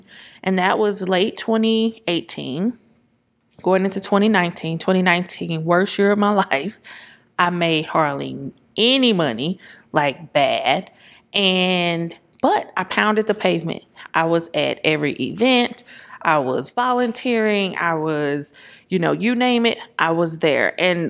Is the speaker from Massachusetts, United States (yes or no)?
no; St. Louis, Missouri, United States; Because we come from St. Louis. Everything is literally 15, 20 minutes away.